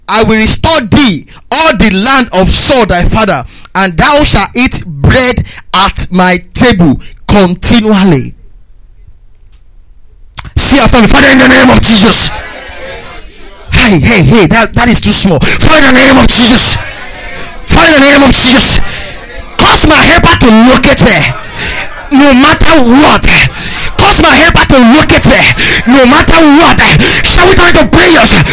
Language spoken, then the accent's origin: English; Nigeria; now in United Kingdom; I'm a Nigerian citizen in UK.